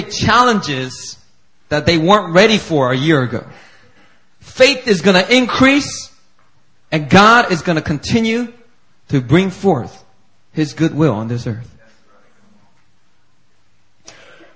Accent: Philadelphia, Pennsylvania, United States; born or raised there

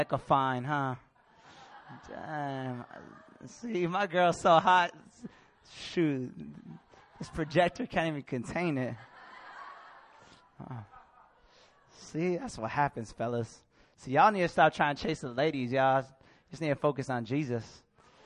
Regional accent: Bay Area, California, United States; I grew up in the Bay Area

